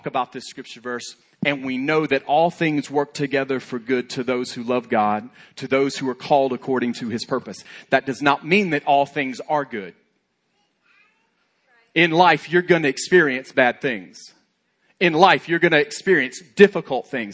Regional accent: Alabama, United States; I'm from Alabama

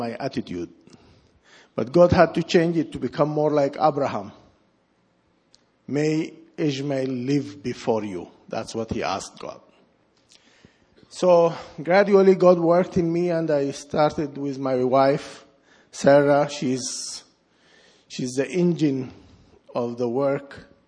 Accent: Sudan; moved away; I was born in Sudan

